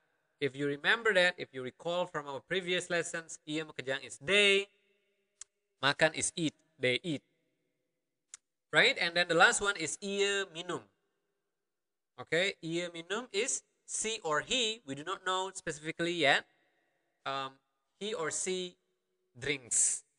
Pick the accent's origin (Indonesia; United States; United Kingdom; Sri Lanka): Indonesia; Karangasem, Bali; accent: Karangasem Balinese dialect; I'm from Karangasem. Okay, one region in Bali. I have my own dialect, and it is rather different than, let's say, another region in Bali.